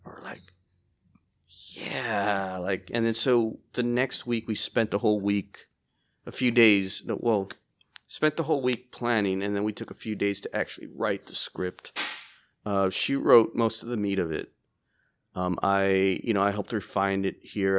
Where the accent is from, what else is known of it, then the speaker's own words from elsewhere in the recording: Laredo, Texas, United States; I was born here in Laredo, Texas.